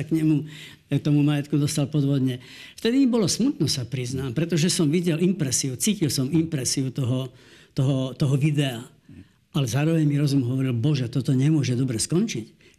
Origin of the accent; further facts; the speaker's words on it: Slovakia; my sme Slováci, my sme vlastenci